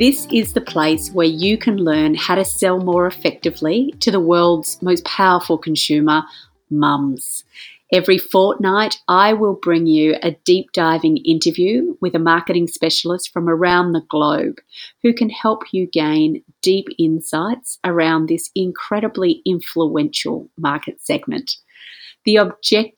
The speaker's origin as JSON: {"language": "English", "town": "Melbourne", "region": "Victoria", "country": "Australia", "said": "I'm from Melbourne, Australia"}